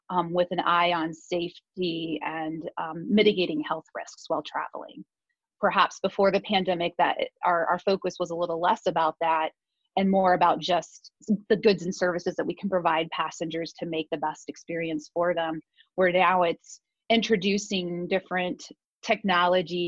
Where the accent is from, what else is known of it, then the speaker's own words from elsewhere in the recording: Warsaw, Indiana, United States; moved away as an adult; also born or lived in Las Vegas; now in Columbus, United States; I was born and raised in Indiana. I moved here when I was 18. Warsaw